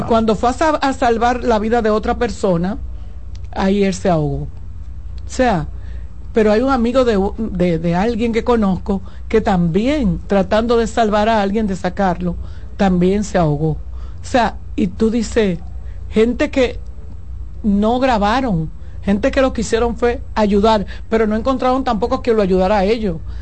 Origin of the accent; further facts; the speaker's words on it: Santo Domingo, Distrito Nacional, Dominican Republic; en el ensanche Luperón, donde yo nací y me crié